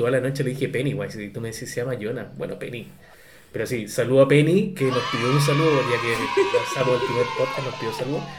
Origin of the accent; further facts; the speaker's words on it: Arica, Arica y Parinacota, Chile; yo ni siquiera estuve en la escuela, tú sabes, fui criado directamente en, en Arica, entonces en Arica no había colegio en ese tiempo.